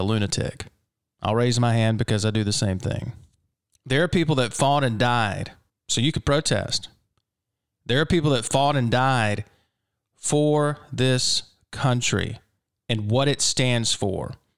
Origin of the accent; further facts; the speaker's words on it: Mississippi, United States; my home state here in Mississippi